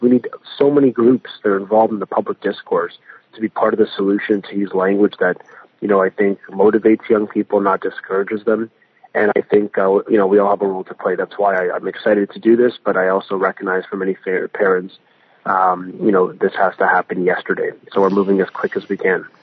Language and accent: English; Vaughan, Ontario, Canada; also born or lived in King, Ontario; I live in a beautiful community where I grew up in Vaughan and King